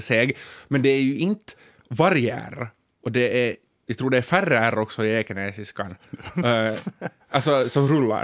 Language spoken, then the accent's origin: Swedish; Ekenäs, Uusimaa, Finland; accent: Ekenäs dialect; moved away as an adult; also born or lived in Tenala; jag har gått i Tenala i, i grundskolan, dagis och gymnasiet i Ekenäs